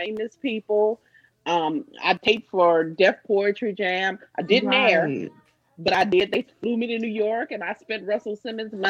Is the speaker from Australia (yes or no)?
no; Jamaica; I'm a Jamaican.